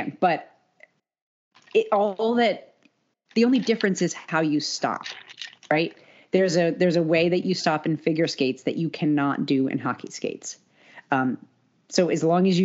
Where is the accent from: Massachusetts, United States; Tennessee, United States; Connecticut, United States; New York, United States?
Connecticut, United States; Salem; we grew up in Salem, Connecticut.